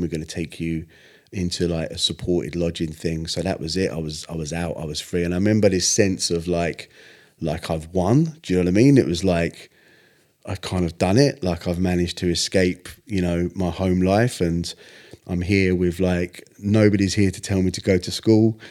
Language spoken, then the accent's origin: English; Stevenage, East of England, United Kingdom; I was born in Stevenage